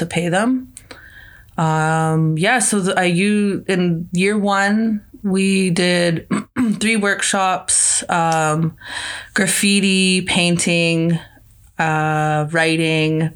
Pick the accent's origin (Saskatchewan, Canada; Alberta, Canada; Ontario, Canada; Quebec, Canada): Saskatchewan, Canada; Meadow Lake; now in Saskatoon, Canada; I'm originally from Meadow Lake, Saskatchewan